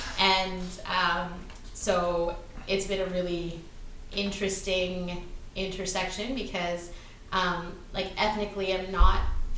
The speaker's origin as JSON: {"language": "English", "town": "Surrey", "region": "British Columbia", "country": "Canada", "tie": "born or raised there", "also_born_or_lived": "Richmond, British Columbia", "said": "I grew up in Surrey. And I wasn't the right kind of brown to be to fit in there."}